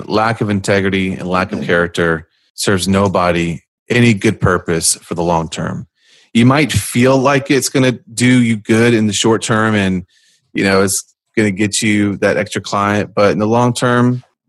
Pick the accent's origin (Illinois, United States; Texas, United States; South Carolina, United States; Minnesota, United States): South Carolina, United States; South Carolina. Let's be real here, not North.